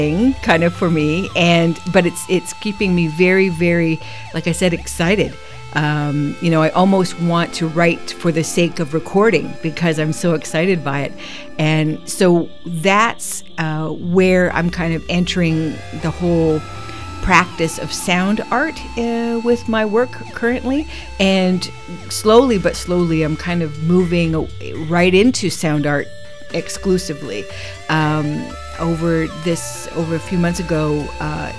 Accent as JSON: {"language": "English", "area": "Six Nations", "region": "Ontario", "country": "Canada", "moved": "as an adult", "lives_now": "Victoria, Canada", "said": "I am Mohawk Tuscarora from Six Nations, and I live here on traditional Coast Salish territory for 22 years"}